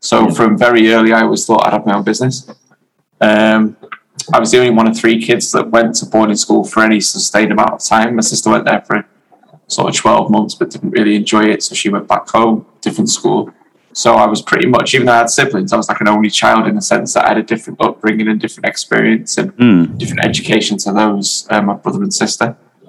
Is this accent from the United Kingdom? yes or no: yes; Wales, United Kingdom; also born or lived in Germany; While my family, so I was born in Germany. While my family lived in Germany, I went to boarding school in North Wales.